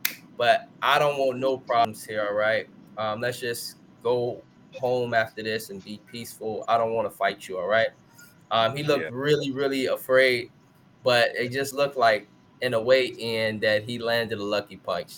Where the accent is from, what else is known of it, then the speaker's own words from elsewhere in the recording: Chicago, Illinois, United States; I'm from Chicago